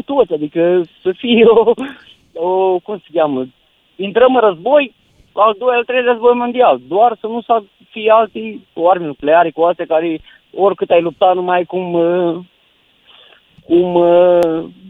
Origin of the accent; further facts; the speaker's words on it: Câmpulung Moldovenesc, Suceava County, Romania; eu sunt din Bucovina, am 100 km la Cernăuț